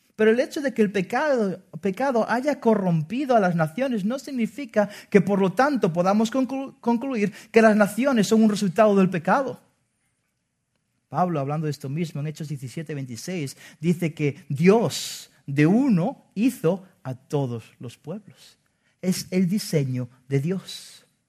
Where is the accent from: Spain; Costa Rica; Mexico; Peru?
Spain; como buen español